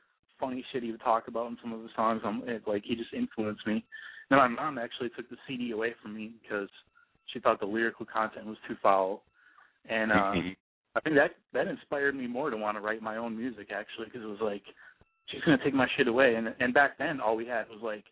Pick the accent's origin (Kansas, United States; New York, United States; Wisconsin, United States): Wisconsin, United States; Milwaukee; now in Tampa Bay area, United States; back in Milwaukee, my hometown